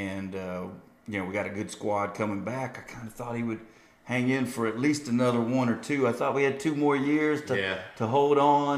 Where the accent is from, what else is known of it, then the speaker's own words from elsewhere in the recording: Michigan, United States; moved away; I grew up, as Colby mentioned, born and raised in Michigan